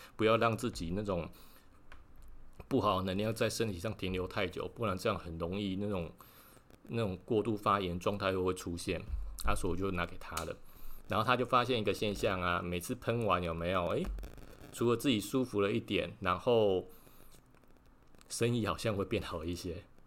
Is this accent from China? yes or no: no; Lukang, Changhua County, Taiwan; now in Tainan, Taiwan; 是在鹿港护安宫，有一个留胡子的一个老爷爷的王爷。哦，啊，然后其实我从小就是在那边庙里长大的。哎呀，应该不是说庙里啊，庙附近长大的啦